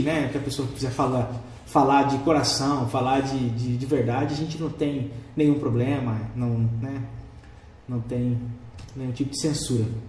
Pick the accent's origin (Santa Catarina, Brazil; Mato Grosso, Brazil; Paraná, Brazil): Mato Grosso, Brazil; Rondonópolis; Eu nasci aqui em Rondonópolis